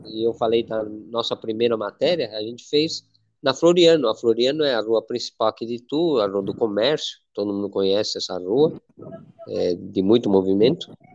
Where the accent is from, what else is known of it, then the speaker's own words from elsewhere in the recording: Spain; now in Brazil; eu sou espanhol